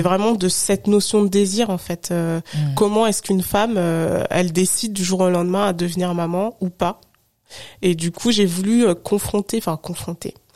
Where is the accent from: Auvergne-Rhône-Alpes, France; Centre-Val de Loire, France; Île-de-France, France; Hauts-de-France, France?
Auvergne-Rhône-Alpes, France; Haute-Savoie; moved away as an adult; now in Paris, France; j'ai grandi, enfin je suis née, j'ai grandi en Haute-Savoie, mhm. donc je suis pas du tout parisienne